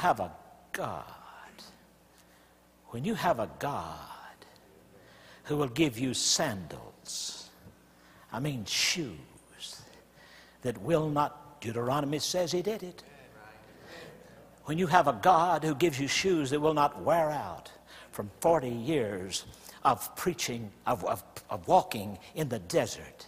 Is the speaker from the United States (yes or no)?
yes; the South, United States; I grew up in the South where the black church is strong